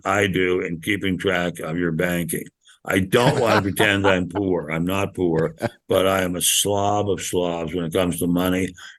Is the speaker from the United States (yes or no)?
yes; Washington, District of Columbia, United States; when I grew up in Washington, D.C., suburbs